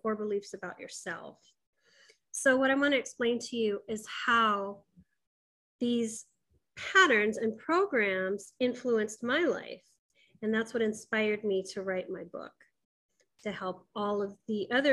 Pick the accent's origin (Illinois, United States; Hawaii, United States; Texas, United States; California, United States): Hawaii, United States; Kailua; I was born in Kailua, Hawaii.